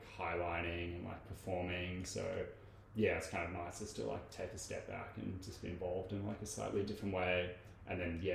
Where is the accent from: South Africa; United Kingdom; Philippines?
South Africa; I grew up in South Africa